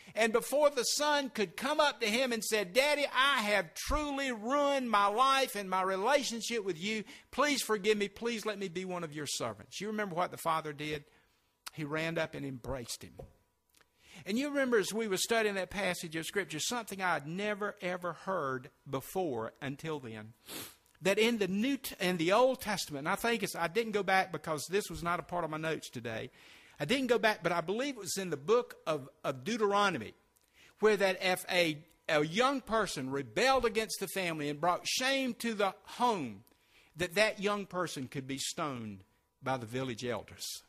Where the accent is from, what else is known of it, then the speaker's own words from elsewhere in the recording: Sumter, South Carolina, United States; also born or lived in Spartanburg, South Carolina; my hometown of Sumter